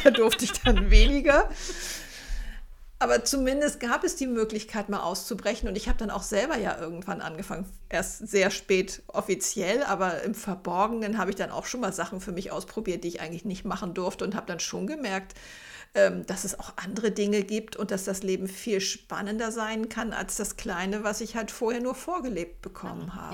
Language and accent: German; Zonenrandgebiet, Germany; moved away; Ich komme ja aus dem Zonenrandgebiet